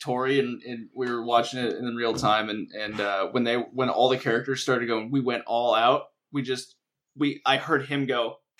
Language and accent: English; Texas, United States; also born or lived in Germany; when I lived in Germany, they actually asked, because I grew up in Texas